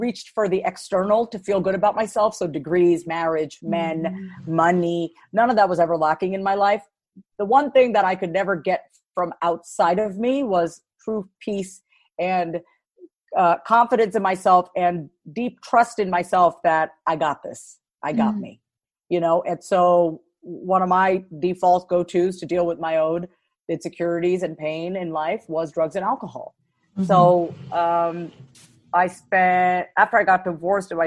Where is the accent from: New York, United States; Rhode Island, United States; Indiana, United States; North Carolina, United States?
New York, United States; Long Island; born and raised on Long Island, New York. And I'm a Strong Island